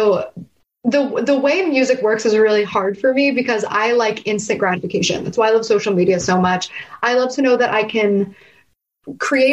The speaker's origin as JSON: {"language": "English", "town": "New Castle", "region": "Pennsylvania", "country": "United States", "tie": "born or raised there", "said": "growing up in Newcastle, Pennsylvania"}